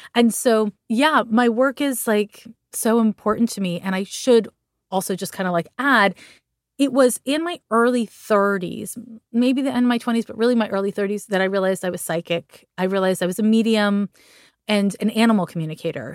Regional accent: Montreal, Quebec, Canada; I'm from Montreal, Quebec

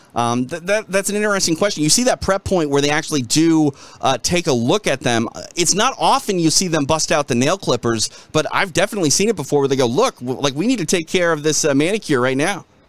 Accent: Minnesota, United States; I come from Minnesota

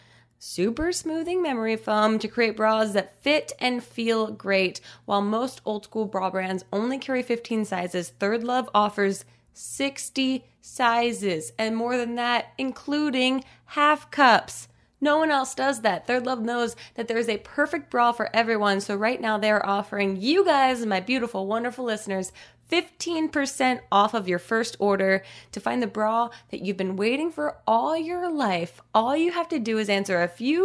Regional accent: New Jersey, United States; We're both from New Jersey

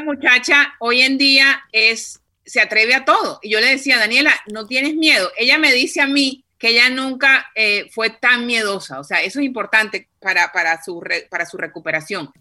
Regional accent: Cartagena, Bolívar, Colombia; yo soy de Cartagena

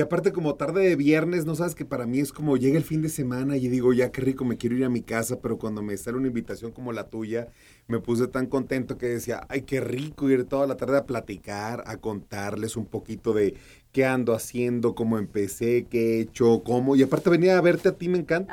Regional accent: Hermosillo, Sonora, Mexico; accent: norteño; now in Mexico City, Mexico; yo nací en Hermosillo, Sonora

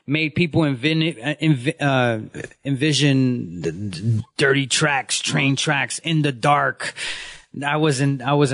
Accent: New York City, New York, United States; I come from Bushwick before it was gentrified

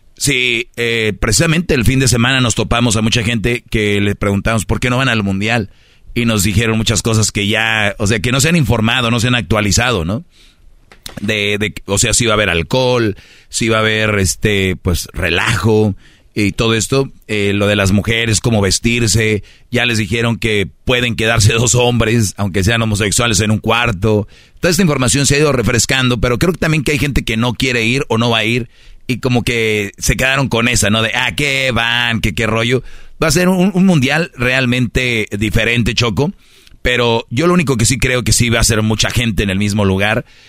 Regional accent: Monterrey, Nuevo León, Mexico; yo soy de Monterrey

